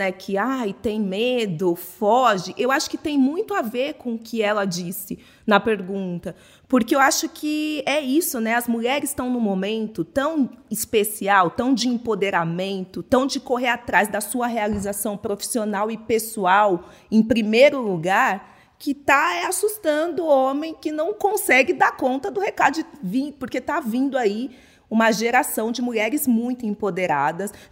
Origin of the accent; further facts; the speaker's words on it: São Luís, Maranhão, Brazil; eu tenho 33 anos, sou de São Luís